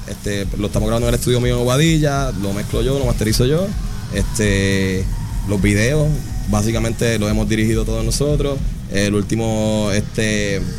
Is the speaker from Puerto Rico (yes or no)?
yes; Puerto Rico; sentimos nosotros como puertorriqueños